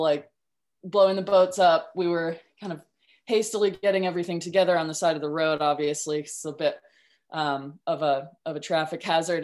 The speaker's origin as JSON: {"language": "English", "region": "Vermont", "country": "United States", "tie": "born or raised there", "moved": "as an adult", "lives_now": "New Zealand", "said": "I grew up in Vermont actually on the Mad River."}